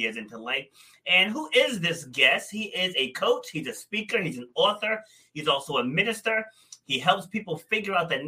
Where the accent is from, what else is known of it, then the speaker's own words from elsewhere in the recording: Rhode Island, United States; also born or lived in Far Rockaway, Queens, New York; I was born there, but I was raised up here in Rhode Island.